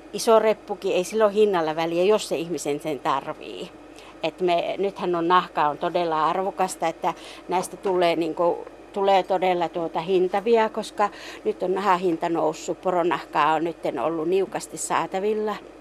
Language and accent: Finnish; Rovaniemi, Lapland, Finland; meillä Songassa ei pelätä näitä näitä urakoita